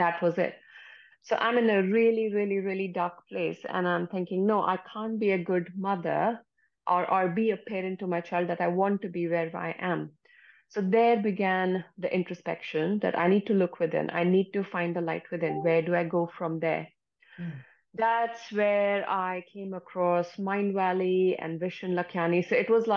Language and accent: English; India; moved away as an adult; now in United Kingdom; I come from India originally.